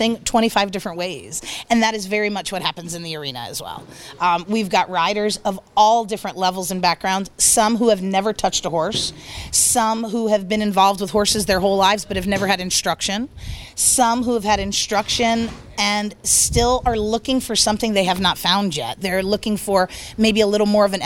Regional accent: northern New Jersey, United States; moved away; also born or lived in Delaware; I grew up on a horse farm in northern New Jersey

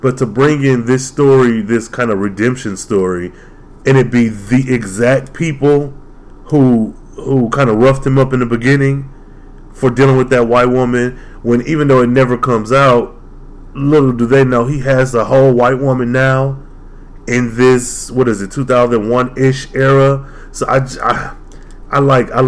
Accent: United States; I'm American, African-American, it may be, but American.

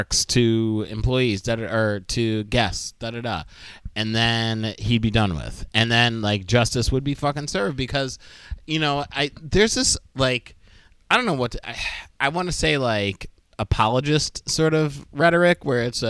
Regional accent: Binghamton, New York, United States; my hometown, Binghamton

